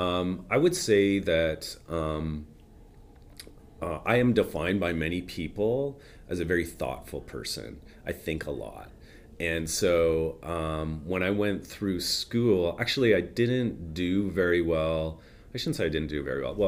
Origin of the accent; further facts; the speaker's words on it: Toronto, Ontario, Canada; moved away as an adult; now in Vancouver, Canada; I grew up in Toronto. Yeah. And I came out here when I was about, I think, 25 or 26.